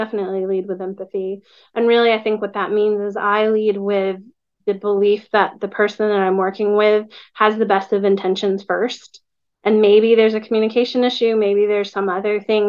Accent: Plano, Texas, United States; I grew up in Plano

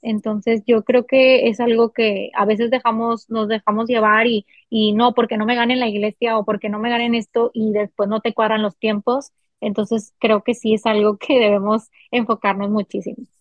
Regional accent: Monterrey, Nuevo León, Mexico; soy de Monterrey, Nuevo León.

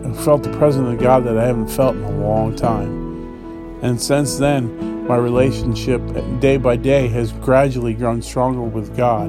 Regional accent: Dayton, Ohio, United States; moved away; I'm from Dayton, Ohio

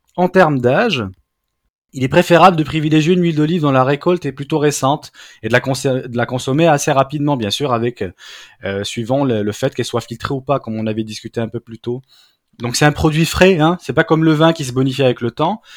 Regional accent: Brittany, France; je suis un vrai breton.

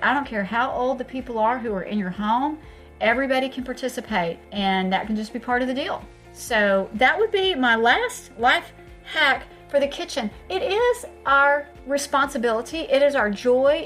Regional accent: Texas, United States; I'm from Texas.

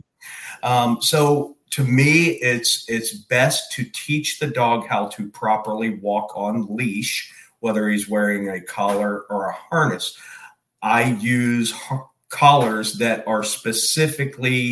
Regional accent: Pennsylvania, United States; also born or lived in Texas / Georgia; now in Florida, United States; I actually grew up in Pennsylvania, lived in Texas for a few years

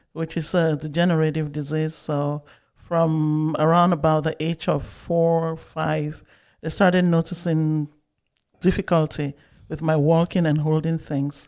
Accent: Bamenda, Northwest Region, Cameroon; moved away as an adult; I grew up in Bamenda, Cameroon, up until I finished high school.

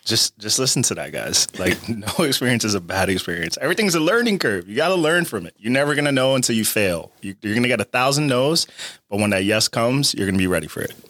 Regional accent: Perth Amboy, New Jersey, United States; especially in my hometown. So for me, it's like, yeah, we don't have a lot of people that come out to Perth Amboy and talk to you know us in the high school

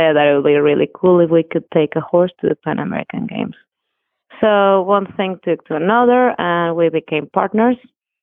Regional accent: Mexico City, Mexico; moved away as an adult; We're both from Mexico City.

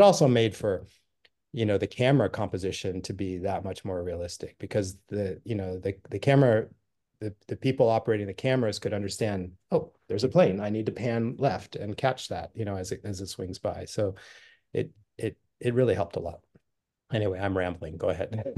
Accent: Los Angeles, California, United States; now in San Francisco Bay Area, United States; I grew up in L

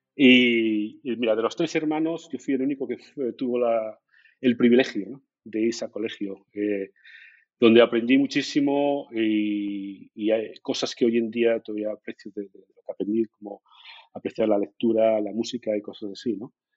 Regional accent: Gijón, Asturias, Spain; moved away as an adult; now in Germany; soy de Gijón, soy de la zona de, del Llano, Seares, ahí, ahí crecí

